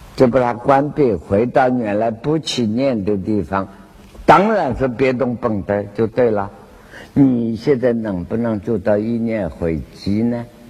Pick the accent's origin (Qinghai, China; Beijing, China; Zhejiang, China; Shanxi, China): Zhejiang, China; Wenzhou; 广东话跟我们温州话“咔咔”。